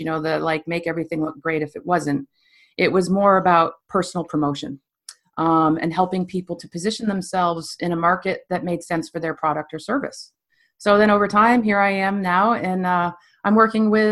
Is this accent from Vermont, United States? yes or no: yes; Stowe, Vermont, United States; also born or lived in New York City; I was born and raised in Stowe, Vermont.